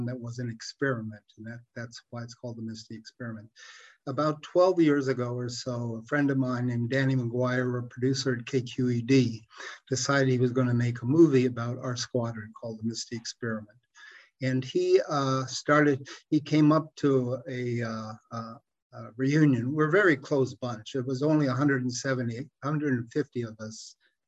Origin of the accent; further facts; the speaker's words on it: Canada; moved away as an adult; also born or lived in Detroit; now in San Francisco, United States; I was born in Canada, born, brought up in Canada